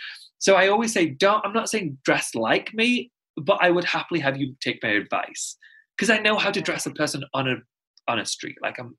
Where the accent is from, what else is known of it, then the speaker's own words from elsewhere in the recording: Pakistan; I'm Muslim and I'm Pakistani. And if, not to sound condescending, a lot of people don't know where it is. So I'm just going to tell you, it neighbors India.